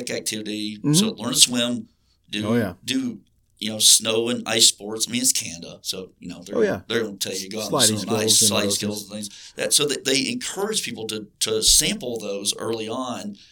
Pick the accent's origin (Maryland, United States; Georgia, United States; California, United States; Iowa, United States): Georgia, United States; an hour away from Atlanta; moved away as an adult; I grew up in the South. Not exactly a hockey hotbed. In fact, I grew up an hour away from a city that's lost two NHL franchise